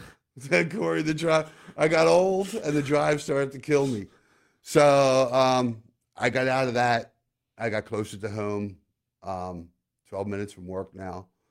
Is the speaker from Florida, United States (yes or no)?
no; Collingdale, Pennsylvania, United States; now in Lancaster, United States; I'm a Delco kid. Shout out to Delmar Village in Collindale. Um, growing up in Delco, which is a suburb of Philly